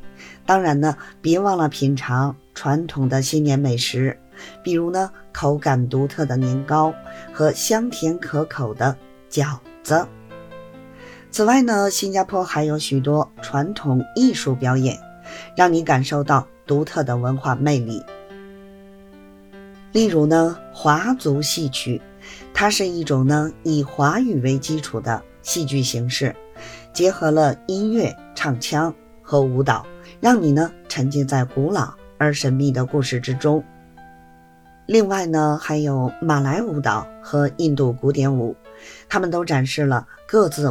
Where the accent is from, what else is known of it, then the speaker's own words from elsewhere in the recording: Beijing, China; 感谢大家呢收听本期的播客节目，